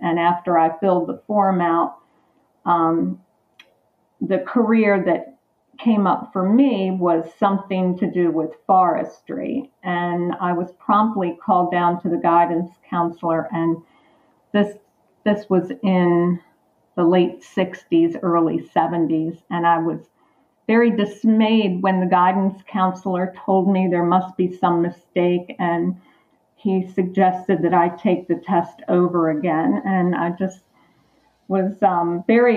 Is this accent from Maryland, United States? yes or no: yes; Perry Hall, Maryland, United States; also born or lived in Parkville, Maryland; I grew up in the Perry Hall, Maryland, Parkville, Maryland area.